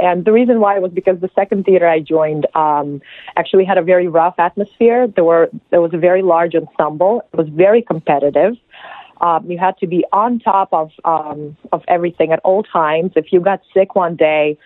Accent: Belarus; English is a second language; moved away; I'm from Belarus. That's in Eastern Europe

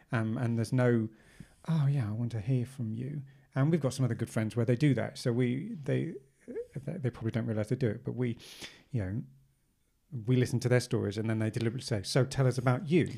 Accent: South of England, United Kingdom; moved away; growing up in the South

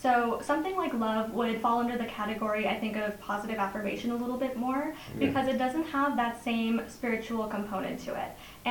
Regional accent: United States; I am from America, but my parents came here from India

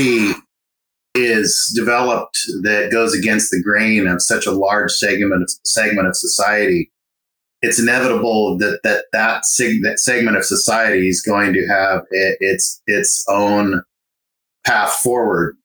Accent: Sonoma County, California, United States; also born or lived in Southwest United States; now in Marin County, United States; I'm from Sonoma County, just to the north, but came to Marin

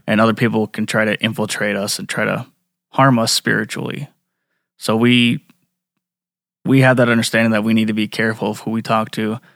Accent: Flandreau, South Dakota, United States; I grew up in Flandreau

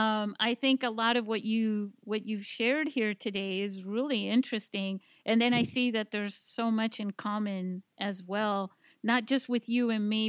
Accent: Spain; also born or lived in Italy; now in San Diego, United States; I can speak Spanish because, you know, I grew up in Spain

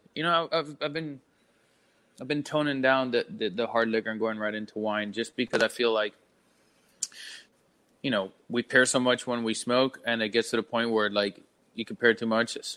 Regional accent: Miami, Florida, United States; moved away as an adult; also born or lived in Bangkok, Thailand; now in St. Petersburg, United States; growing up in Miami, I grew up with a lot of manufacturers and their kids and whatnot

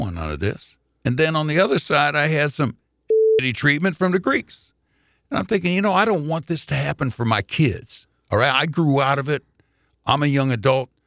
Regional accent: Indianapolis, Indiana, United States; I grew up in the Jewish community 'cause mom and pop worked real hard to get me that membership at the Jewish Community Center in Indianapolis.

